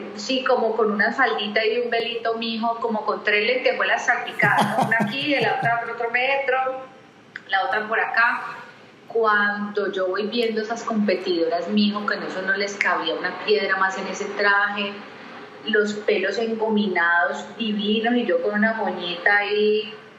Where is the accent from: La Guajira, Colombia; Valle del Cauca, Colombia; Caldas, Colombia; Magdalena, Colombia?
Valle del Cauca, Colombia; Cali; caleña, caleñísima, amo mi ciudad